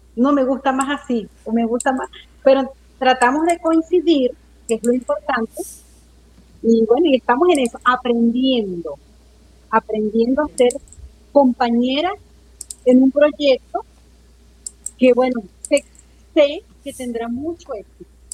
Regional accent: Mérida, Venezuela; moved away as an adult; yo me crié en, en Mérida, en la ciudad de Mérida

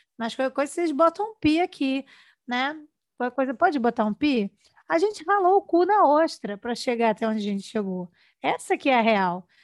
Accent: Rio de Janeiro, Brazil; Eu sou do Rio

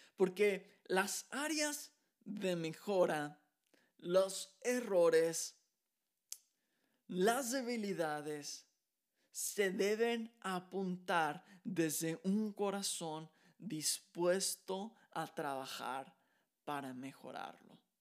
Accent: Mexico; moved away as an adult; now in Texas, United States

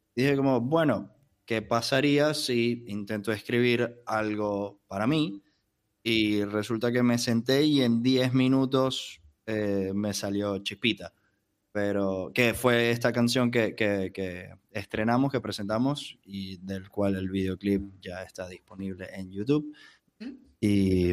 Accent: Maracaibo, Zulia, Venezuela; now in Buenos Aires, Argentina; Mi documento diría que soy de Venezuela, de una ciudad llamada Maracaibo.

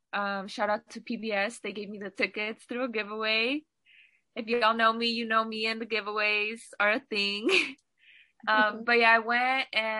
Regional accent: Bakersfield, California, United States; I was born in Bakersfield.

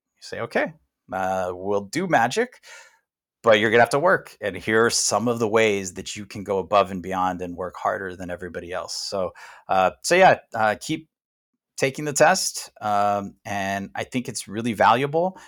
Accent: United States; as American

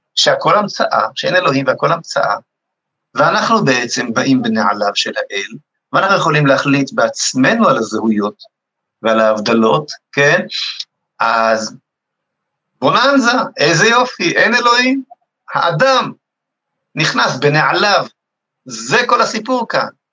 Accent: Rehovot, Central District, Israel; שגדלתי בבית, בבית משותף ברחובות

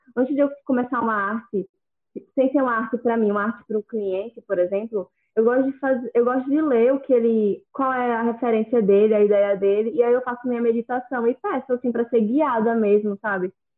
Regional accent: Maceió, Alagoas, Brazil; sou de Maceió, Alagoas

